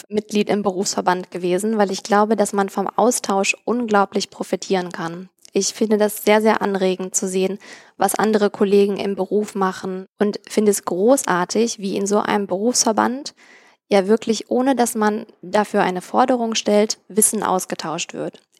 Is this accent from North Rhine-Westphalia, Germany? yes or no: yes; Cologne, North Rhine-Westphalia, Germany; now in Berlin, Germany; wollte dann zu der Zeit gleichzeitig auch wieder näher in die Heimat. Ich komme ursprünglich nicht aus Berlin, das war mir zu weit weg und habe in Köln und Umgebung nach Jobs gesucht.